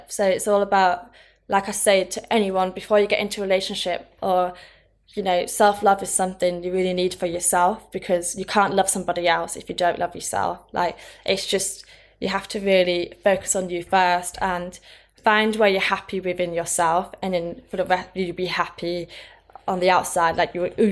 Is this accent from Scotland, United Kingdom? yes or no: no; Thirsk, Yorkshire and the Humber, United Kingdom; now in London, United Kingdom; move away from Thirsk. I came from Thirsk. it's like a very small town, middle of nowhere and moved to London hmm.